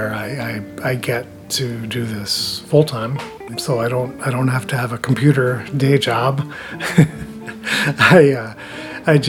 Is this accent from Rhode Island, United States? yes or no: yes; Rhode Island, United States; also born or lived in New York / St. Paul, Minnesota; now in Grand Portage, United States; I was born in New York and raised in Rhode Island. Moved to St. Paul in 1970. Moved up to Grand Portage here in 2000